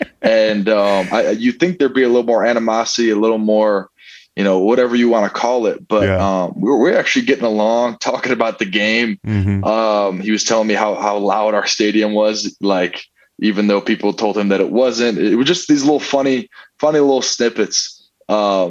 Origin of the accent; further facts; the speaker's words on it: Michigan, United States; I'm from Michigan, born and raised.